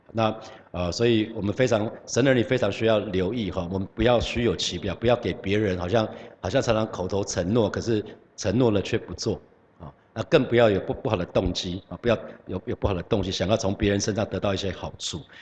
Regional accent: Hsinchu, Taiwan; 有老家在新竹

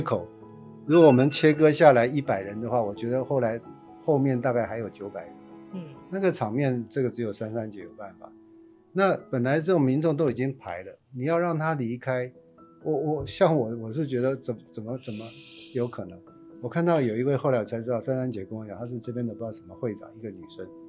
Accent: Taipei, Taiwan; 那都是我们长大的地方，那都是我们的乡亲

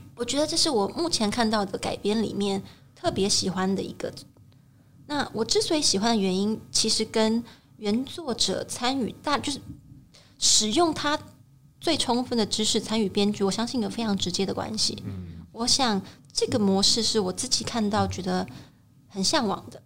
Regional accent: Taiwan; 身为台湾人，我们会更熟悉

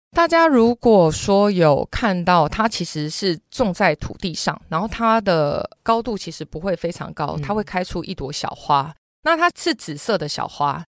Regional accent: Taiwan; 我从台湾来的

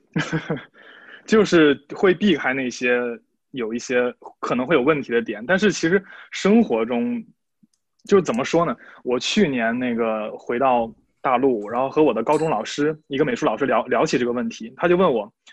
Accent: Shandong, China; moved away as an adult; now in Lithuania; 我是来自中国山东，山东的

